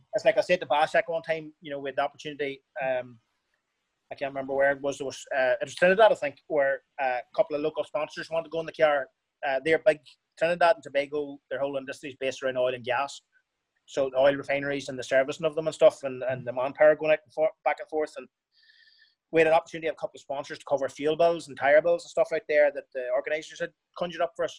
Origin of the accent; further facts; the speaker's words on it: Ireland; I'm Irish